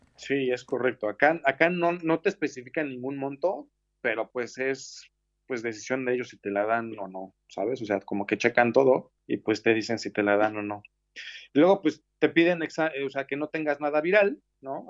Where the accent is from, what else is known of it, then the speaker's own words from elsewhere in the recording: Mexico City, Mexico; moved away as an adult; now in Barcelona, Spain; yo soy de la Ciudad de México